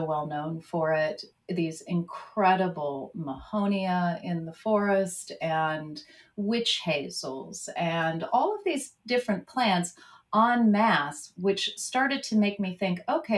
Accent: California, United States; moved away as an adult; also born or lived in United Kingdom / Mid-Atlantic United States; we grew up in the mountains of California, so a lot of snow, but a lot of evergreens

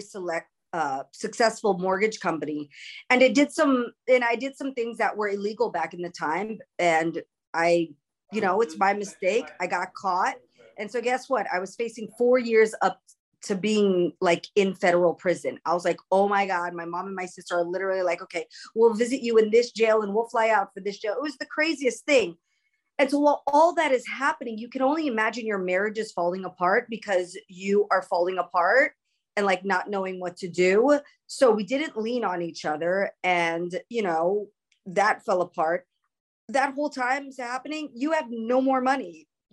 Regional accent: New York, United States; also born or lived in Los Angeles; So I'm like an inner city school kid. I grew up in New York. I grew up in LA. I grew up in the city.

